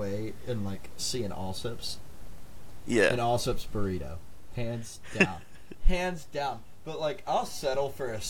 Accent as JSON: {"language": "English", "region": "Texas", "country": "United States", "said": "as a Texan, I have to say beans don't"}